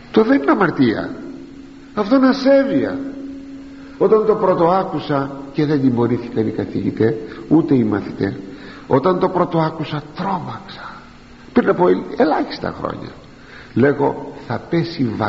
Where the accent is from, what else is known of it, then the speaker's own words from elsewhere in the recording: Greece; για μας τους Έλληνες